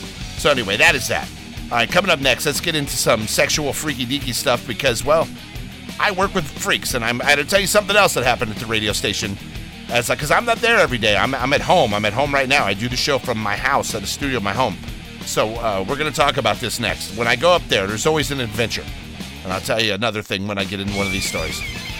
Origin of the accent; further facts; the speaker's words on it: Los Angeles, California, United States; You're like, …, you have no southern accent. Yeah, well, that's because I grew up in Los Angeles.